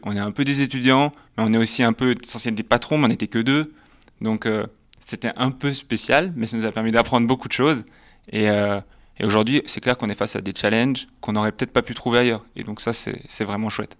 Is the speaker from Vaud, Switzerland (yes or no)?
no; Geneva, Switzerland; je viens de Genève